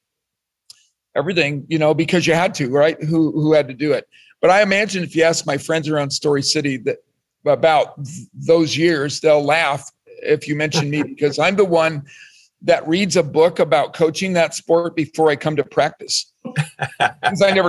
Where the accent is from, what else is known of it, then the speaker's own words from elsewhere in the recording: Colorado, United States; moved away as an adult; now in Iowa, United States; I grew up in Colorado. I didn't grow up in Iowa. I came to school at Iowa State, and I currently work here